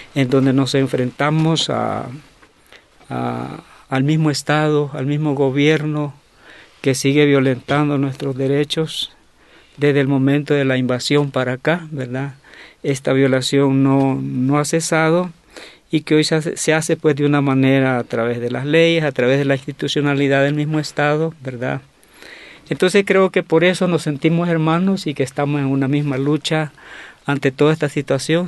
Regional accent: Nahuizalco, Sonsonate, El Salvador; yo vengo de Nahuizalco, que es un pueblito eh, del departamento de Sonsonate al occidente del Salvador

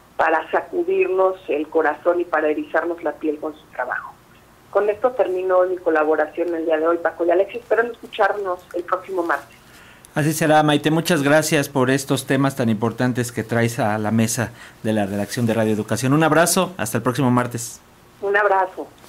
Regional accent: Mexico; Somos todas las mexicanas y los mexicanos

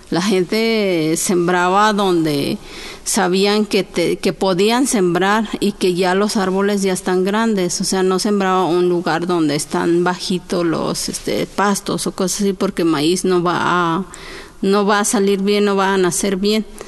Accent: Oaxaca, Mexico; hablo la lengua chinanteca, soy de Oaxaca

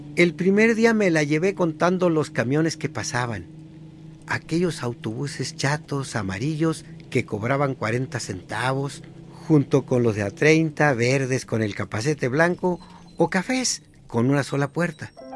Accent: Guasave, Sinaloa, Mexico; moved away; also born or lived in Mexico City; Nací en la Noria, Guasave, Sinaloa

